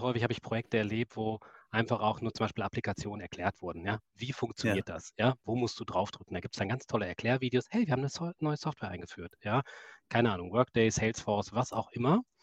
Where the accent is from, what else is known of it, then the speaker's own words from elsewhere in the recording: Essen, North Rhine-Westphalia, Germany; ich bin Kind des Ruhrgebiets, ich komme aus Essen